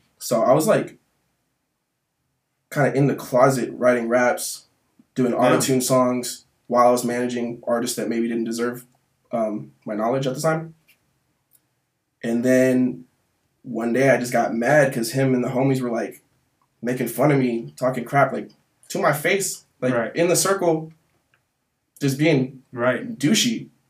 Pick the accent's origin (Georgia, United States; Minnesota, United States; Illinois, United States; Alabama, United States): Georgia, United States; Atlanta; I'm from Atlanta. So